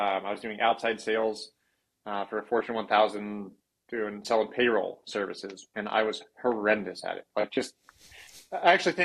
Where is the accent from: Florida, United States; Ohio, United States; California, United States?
California, United States; Huntington Beach; moved away as an adult; also born or lived in Santa Barbara, California; now in Sandpoint, United States; I was born and raised there